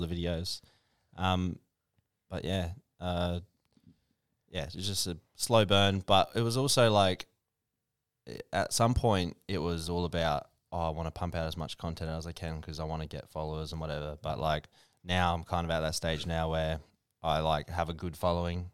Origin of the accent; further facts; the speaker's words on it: Port Augusta, South Australia, Australia; also born or lived in Mount Gambier; I was there f, pretty much from kindy. I did all my kindy, all my schooling